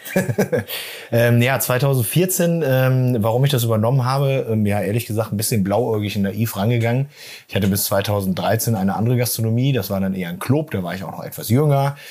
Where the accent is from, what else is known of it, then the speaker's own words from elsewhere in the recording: Lingen, Lower Saxony, Germany; Ja, wir sind in Lingen groß geworden